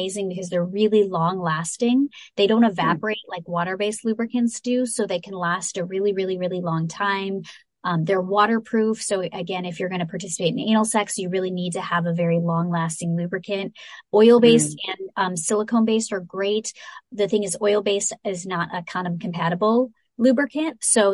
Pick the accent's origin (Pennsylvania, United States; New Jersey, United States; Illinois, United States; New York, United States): Illinois, United States; I'm from Illinois